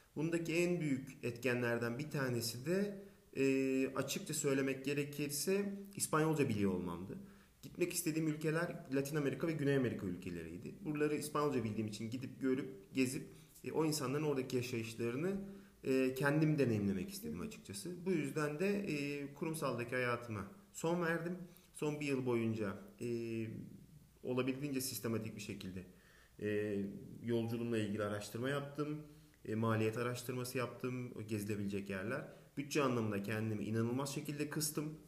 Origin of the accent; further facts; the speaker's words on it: Aydın, Turkey; moved away as an adult; also born or lived in İzmir / Barcelona; Aydın doğumluyum 1983